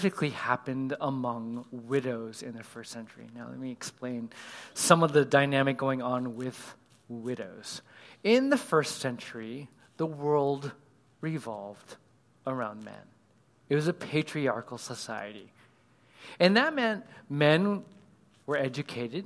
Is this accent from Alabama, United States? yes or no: no; California, United States; I was raised in California.